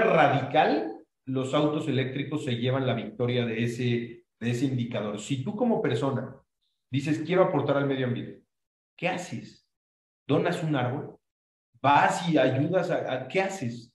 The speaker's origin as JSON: {"language": "Spanish", "country": "Mexico", "said": "nosotros siendo mexicanos"}